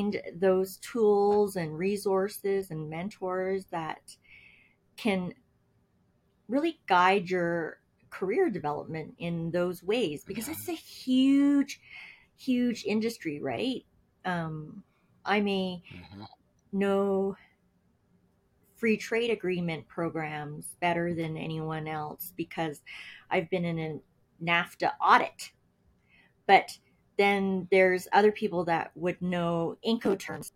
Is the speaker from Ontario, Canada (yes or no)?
no; Calgary, Alberta, Canada; moved away as an adult; also born or lived in United States; I come from Calgary, Alberta, Canada, home of the Canadian Rockies.